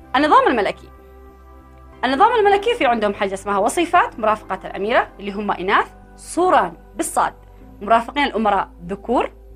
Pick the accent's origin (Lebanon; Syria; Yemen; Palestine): Yemen; احنا عندنا في اليمن